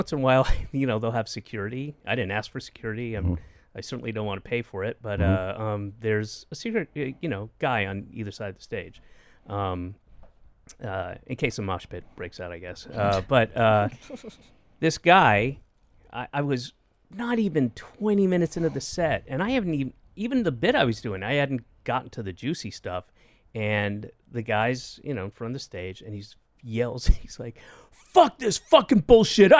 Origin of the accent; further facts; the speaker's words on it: Georgia, United States; I was born in Georgia, and then we settled back there when I was nine